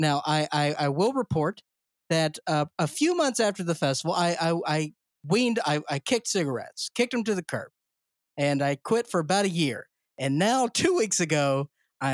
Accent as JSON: {"language": "English", "region": "Mississippi", "country": "United States", "said": "I'm from Mississippi."}